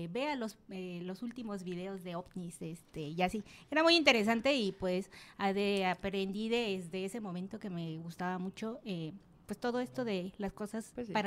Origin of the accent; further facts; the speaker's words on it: Oaxaca, Mexico; pues es que somos de Oaxaca. Sí, Oaxaqueña.